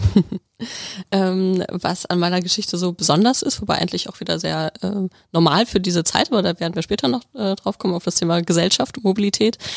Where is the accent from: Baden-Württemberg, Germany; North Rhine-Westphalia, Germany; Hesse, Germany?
North Rhine-Westphalia, Germany; Bielefeld; moved away as an adult; also born or lived in Stuttgart / Tübingen; Ich komme aus Nordrhein-Westfalen, aus Bielefeld, aus der Stadt, die es nicht gibt